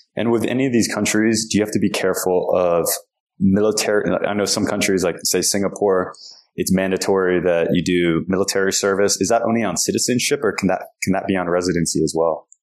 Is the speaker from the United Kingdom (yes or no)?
no; United States; I was an American